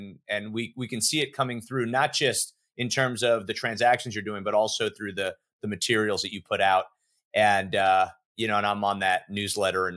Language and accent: English; Miami, Florida, United States; growing up in Miami, growing up in a culture